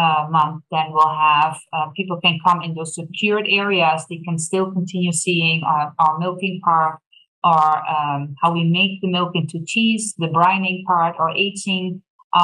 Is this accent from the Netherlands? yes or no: yes; Netherlands; moved away as an adult; now in Thorp, United States; I was born and raised in a tiny little country in Europe called Holland, the Netherlands.